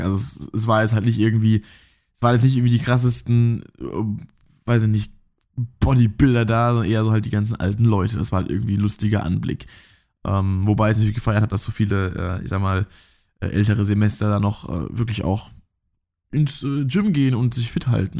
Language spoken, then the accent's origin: German; Rhineland-Palatinate, Germany; ich komme ja hier aus, aus der Pfalz